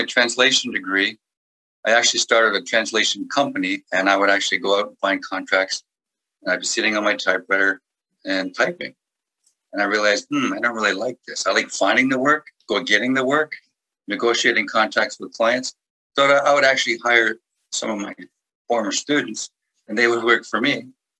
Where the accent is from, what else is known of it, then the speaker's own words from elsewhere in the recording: England, United Kingdom; English is a second language; I'm an English person speaking French with a little bit of an accent.